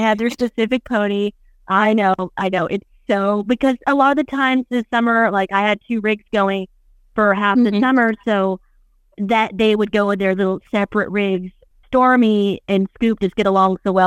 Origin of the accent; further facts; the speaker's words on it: Corpus Christi, Texas, United States; I'm from Corpus, and I would go to the San Antonio Rodeo every year as a kid